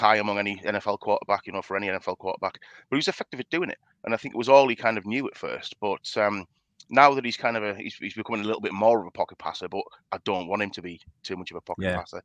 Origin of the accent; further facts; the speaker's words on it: United Kingdom; being a Brit